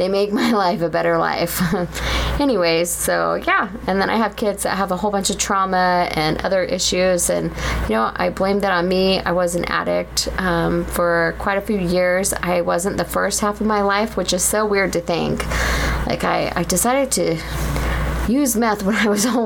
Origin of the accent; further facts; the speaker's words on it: Orange, California, United States; moved away as an adult; now in Utah, United States; I grew up in Orange County, in the city of Orange